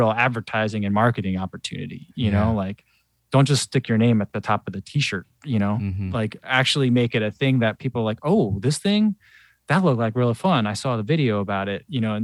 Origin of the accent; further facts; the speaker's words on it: New Jersey, United States; moved away as an adult; now in Chicago, United States; I grew up in New Jersey, but you know, I've lived in Chicago a long time now